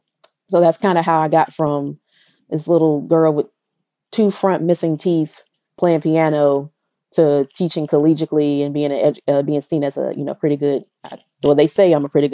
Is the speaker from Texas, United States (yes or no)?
no; Tennessee, United States; also born or lived in Alabama; I'm from Tennessee